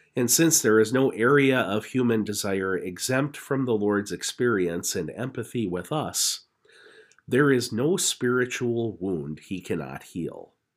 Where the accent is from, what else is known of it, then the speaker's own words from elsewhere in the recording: Napoleon, North Dakota, United States; now in Grand Forks, United States; my hometown of Napoleon